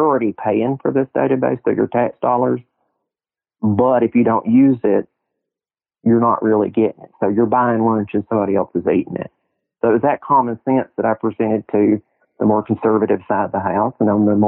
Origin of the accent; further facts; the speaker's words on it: Tennessee, United States; here in my hometown